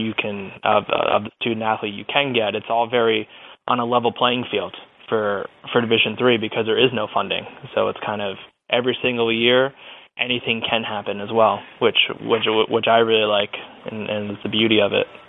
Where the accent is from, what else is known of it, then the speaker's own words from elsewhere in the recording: Long Island, New York, United States; moved away as an adult; I grew up on Long Island